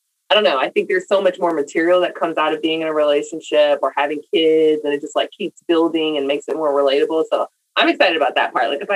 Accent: Washington, District of Columbia, United States; also born or lived in California; I was born in D.C., went out to Cali with my mom's side until I was like 6, and then came back to the East Coast to D.C. So all my school years were in D.C.

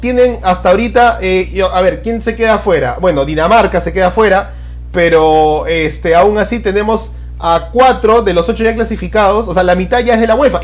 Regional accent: Peru; como peruanos

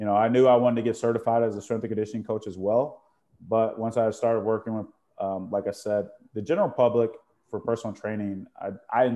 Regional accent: Chicago, Illinois, United States; I grew up in the Chicago area

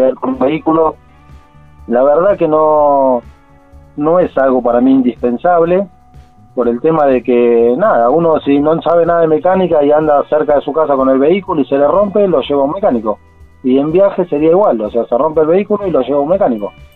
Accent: Buenos Aires, Argentina; moved away as an adult; nosotros salimos de Buenos Aires

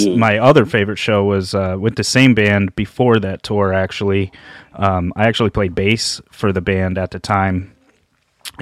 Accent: Massachusetts, United States; now in Houston, United States; only like 20 minutes from my hometown in Massachusetts

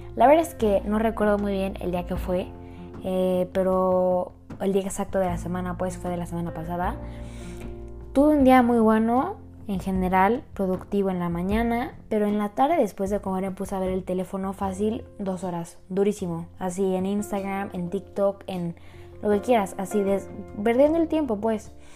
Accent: Querétaro, Mexico; Yo soy de Querétaro

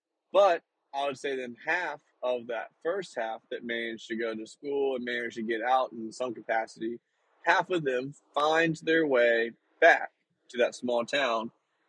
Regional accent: Northeast North Carolina, United States; moved away; growing up, of course, where the small town is located, it's like Northeast North Carolina. So it's like right on the border of Virginia and North Carolina.

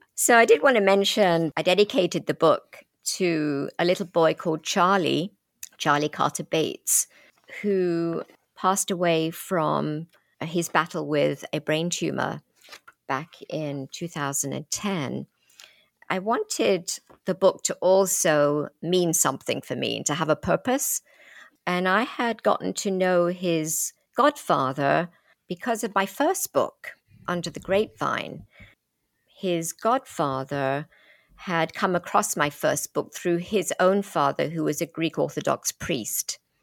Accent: London, United Kingdom; accent: British; moved away as an adult; now in United States; I grew up in London from age three.

